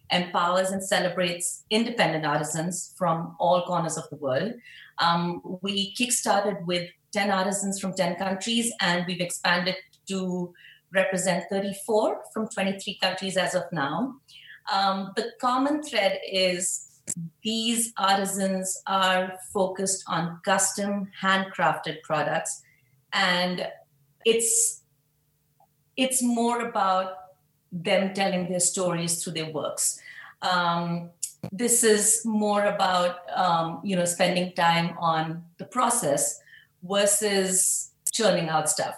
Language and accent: English; Mumbai, Maharashtra, India; moved away as an adult; now in New York City, United States; I was born and brought up in Mumbai, India, and I've been in New York City for the past 14 years.